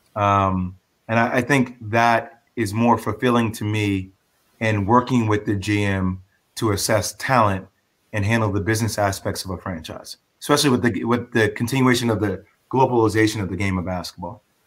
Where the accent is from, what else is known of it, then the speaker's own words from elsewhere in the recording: Plainfield, New Jersey, United States; growing up in Plainfield in the tri state